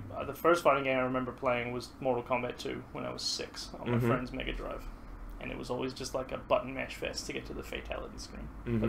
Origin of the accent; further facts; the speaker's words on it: Scotland, United Kingdom; moved away; But when I go home to Scotland to see the family over there, they all think I sound Kiwi Australian, so I've become this universally foreign accent.